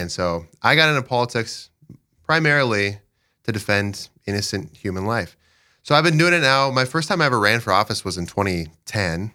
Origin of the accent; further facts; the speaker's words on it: Dell Rapids, South Dakota, United States; I'm from Del Rapids. I live in Dells with my wife, Sheila